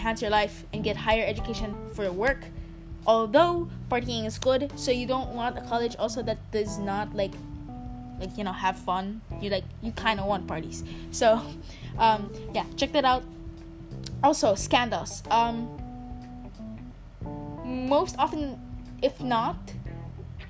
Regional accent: Philippines; as a Filipino

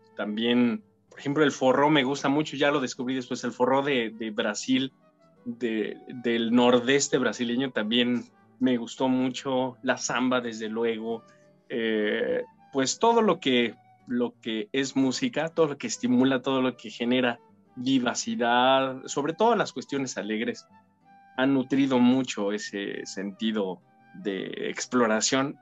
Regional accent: State of Mexico, Mexico; moved away as an adult; now in Ireland; la Orquesta Sinfónica del Estado de México que es la demarcación provincial de donde yo soy originario

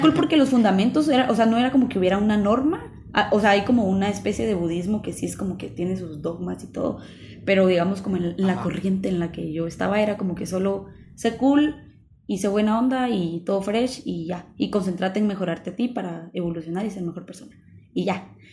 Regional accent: Guatemala; nosotros estamos hablando desde nuestro contexto como guatemaltecos

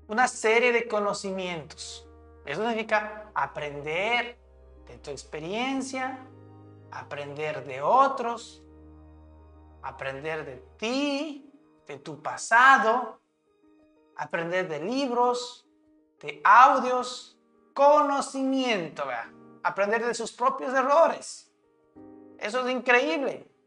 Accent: Idaho, United States; born there; Nací en Indao, donde se encuentra el Parque Nacional para Yellowstone, Yellowstone perdón, donde se encuentra el Parque Nacional de Yellowstone y todavía no lo he visitado.

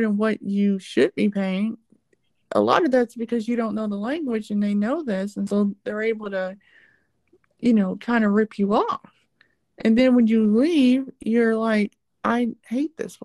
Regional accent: United States; I'm American

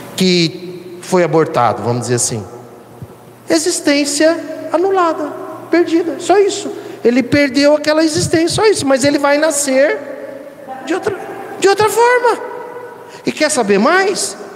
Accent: São Paulo, Brazil; aqui do, do, do nosso estado, São Paulo.

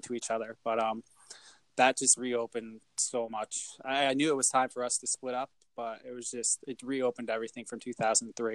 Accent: United States; I wasn't born in Bricktown, but I was raised in Bricktown.

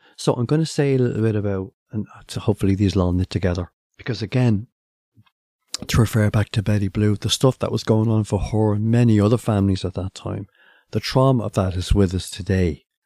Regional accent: Ireland; as the Irish

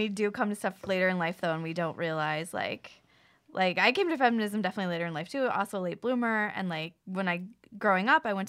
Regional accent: Florida, United States; I'm also from the South. Like, I went to high school and college in Florida. I went to University of Florida.

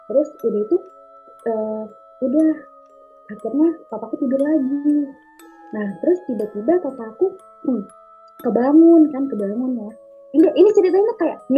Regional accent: Sleman, Special Region of Yogyakarta, Indonesia; born there; terus aku lahir, bener-bener aku lahir di Sleman di Jogja, terus masih bayi gitu.

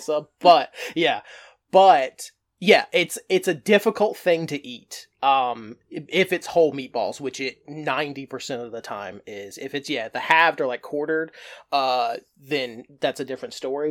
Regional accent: the South, United States; also born or lived in North Carolina coast; now in North Carolina, United States; growing up in the South

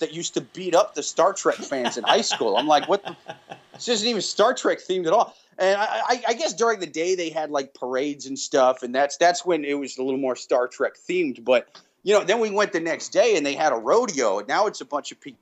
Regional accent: Iowa City, Iowa, United States; I grew up in Iowa City. I've lived in the city my whole life.

